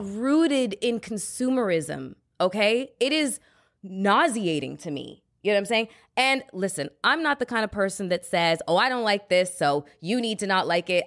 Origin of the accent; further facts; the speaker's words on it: Canada; now in United States; I'm a Canadian citizen.